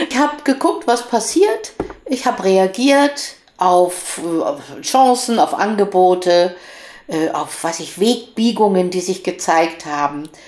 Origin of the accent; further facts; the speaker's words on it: Cologne, North Rhine-Westphalia, Germany